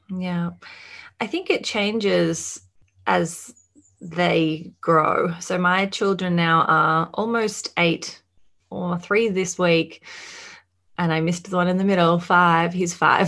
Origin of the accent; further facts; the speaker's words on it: Australia; as you can probably hear, I am from Australia